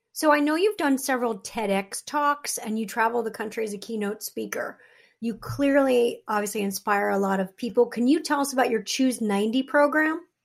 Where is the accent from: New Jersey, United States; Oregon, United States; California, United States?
New Jersey, United States; I'm from Jersey